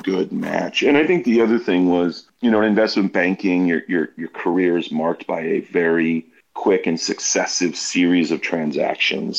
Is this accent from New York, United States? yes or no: no; Boston, Massachusetts, United States; I grew up in Boston